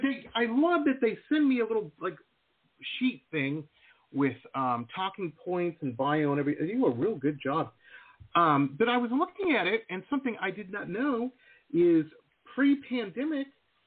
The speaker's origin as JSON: {"language": "English", "town": "Detroit", "region": "Michigan", "country": "United States", "tie": "born or raised there", "moved": "yes", "lives_now": "Las Vegas, United States", "said": "I grew up in Detroit."}